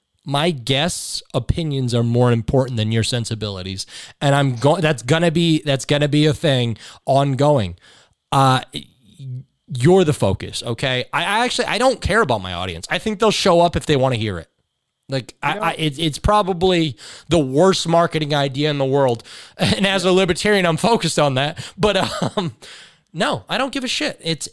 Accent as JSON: {"language": "English", "town": "Oak Ridge", "region": "Tennessee", "country": "United States", "said": "anybody I know, I'm from Secret City."}